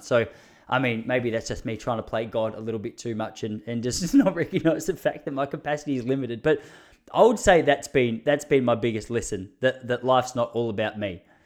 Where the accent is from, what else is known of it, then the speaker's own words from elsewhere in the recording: Australia; as an Aussie, I just I liked how much shit he was giving us about our accent